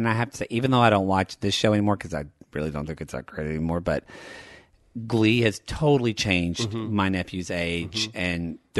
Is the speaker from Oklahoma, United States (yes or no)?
yes; Oklahoma, United States; now in Los Angeles, United States; I'm from Oklahoma.